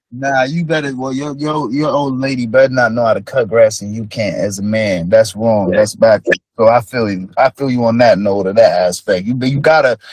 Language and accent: English; Jamaica; moved away; I'm Jamaican